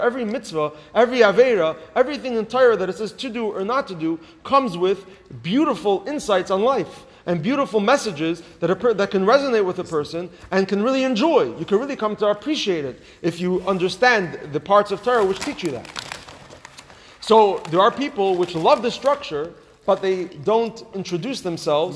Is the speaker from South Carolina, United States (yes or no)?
no; Los Angeles, California, United States; moved away; growing up in Los Angeles